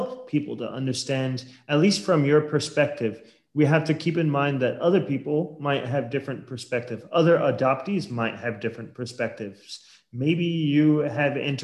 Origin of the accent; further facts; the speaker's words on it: Portland, Oregon, United States; moved away; I grew up in Portland, Oregon.